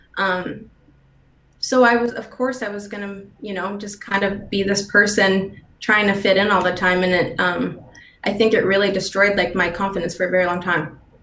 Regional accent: St. Albert, Alberta, Canada; moved away as an adult; also born or lived in Toronto / Vancouver; I never felt confident in myself until I left Edmonton because I grew up in St. Albert

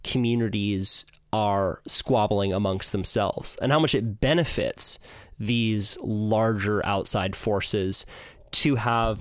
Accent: Santa Cruz, California, United States; growing up in Santa Cruz, the Santa Cruz surf

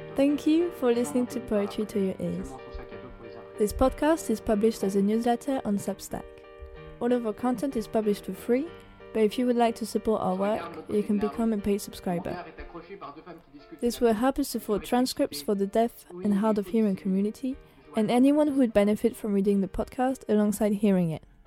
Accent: France; now in United Kingdom; being white, being French

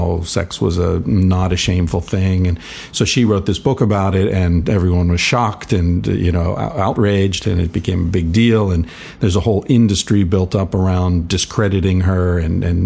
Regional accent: Pittsburgh, Pennsylvania, United States; I grew up around Pittsburgh, smokestacks and burning rivers

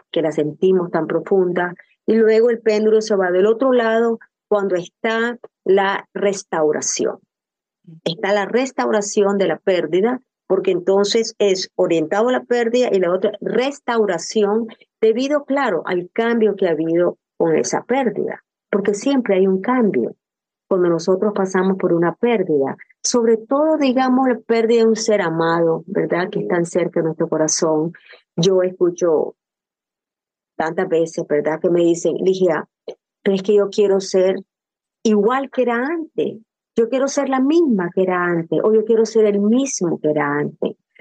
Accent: Nicaragua; moved away; soy nicaragüense

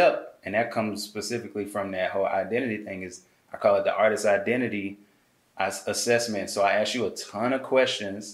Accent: Birmingham, Alabama, United States; moved away as an adult; also born or lived in Atlanta, Georgia; I'm from Birmingham, smallest city

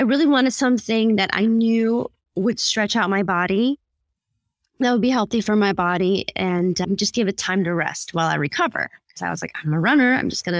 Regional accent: United States; also born or lived in Philippines; I'm Filipina and I married an Indian guy. But I was born in the Philippines and I came to America when I was 6 years old

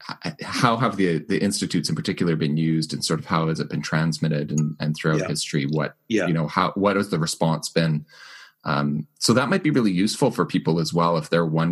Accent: Winnipeg, Manitoba, Canada; Winnipeg, my hometown

